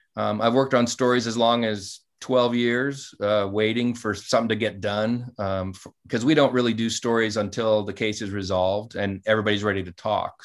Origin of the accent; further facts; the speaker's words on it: Montana, United States; the small town I grew up in in Montana